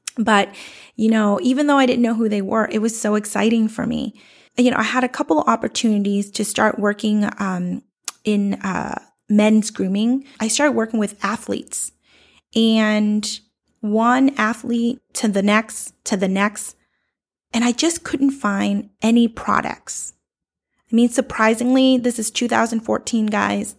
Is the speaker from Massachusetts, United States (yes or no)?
yes; Boston, Massachusetts, United States; I grew up in South Boston